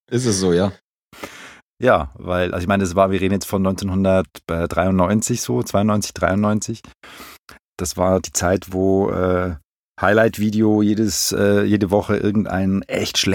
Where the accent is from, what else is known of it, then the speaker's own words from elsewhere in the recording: Zurich, Switzerland; moved away as an adult; now in Berlin, Germany; Ich bin geboren in der Schweiz, in Zürich, aufgewachsen und ähm, bin seit ungefähr 18, 19 Jahren lebe ich in Berlin